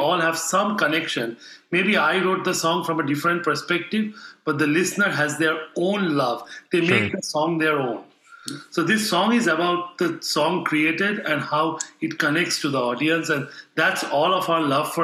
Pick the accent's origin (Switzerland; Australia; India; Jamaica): India; Kolkata, West Bengal; moved away as an adult; now in Alabama, United States; in my hometown in Calcutta, it's like a concrete jungle